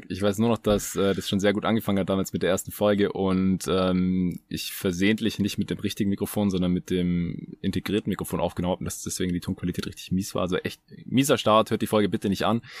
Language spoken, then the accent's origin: German; Baden-Württemberg, Germany; ich bin Schwabe, so wir sind so geboren, wir können da nichts dafür.